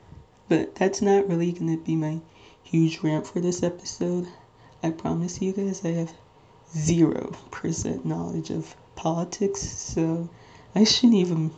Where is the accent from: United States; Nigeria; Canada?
Nigeria; I am Nigerian, like 99.9% Nigerian.